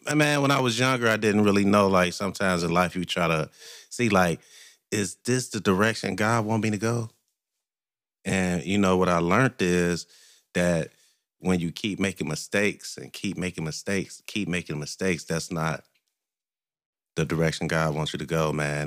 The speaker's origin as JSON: {"language": "English", "town": "Cincinnati", "region": "Ohio", "country": "United States", "tie": "born or raised there", "said": "I was born and raised in Cincinnati."}